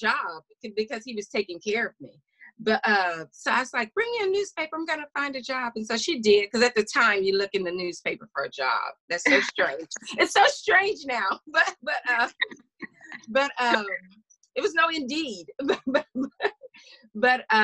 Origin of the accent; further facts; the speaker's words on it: small town Louisiana, United States; moved away as an adult; also born or lived in Tennessee; that was the first time I left my hometown.